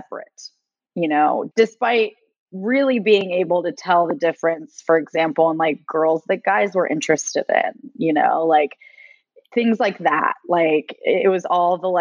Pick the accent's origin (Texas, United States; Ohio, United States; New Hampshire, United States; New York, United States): Texas, United States; Katy; also born or lived in Venezuela / Miami, Florida / Austin, Texas; I grew up in Katy. So it's a suburb of Houston